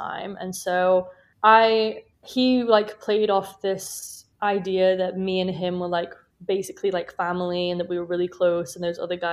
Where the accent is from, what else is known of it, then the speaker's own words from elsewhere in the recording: United Kingdom; moved away as an adult; now in Chicago, United States; as you can probably tell from my accent, I'm from the UK.